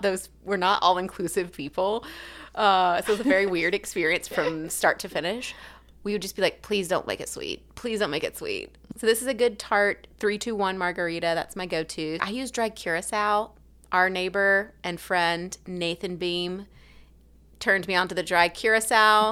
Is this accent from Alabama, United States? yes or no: yes; Alabama, United States; accent: southern; also born or lived in Haiti; now in Tennessee, United States; I'm from Alabama